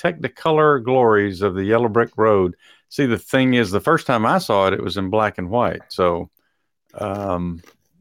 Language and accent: English; Texas, United States; growing up in Texas